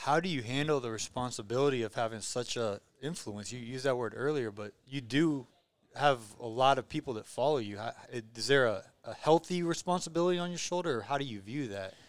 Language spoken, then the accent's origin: English; Belarus; I'm from Belarus